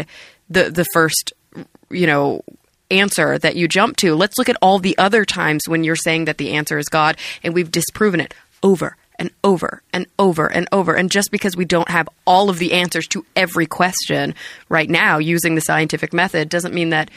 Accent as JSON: {"language": "English", "region": "Texas", "country": "United States", "tie": "born or raised there", "said": "I'm from Texas"}